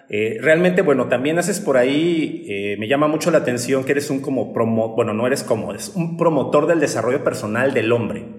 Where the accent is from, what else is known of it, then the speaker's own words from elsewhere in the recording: Mexico; estos paradigmas que tenemos como sociedad mexicana